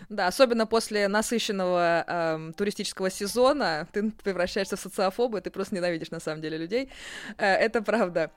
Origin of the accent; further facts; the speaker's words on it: Moscow, Russia; мы москвичи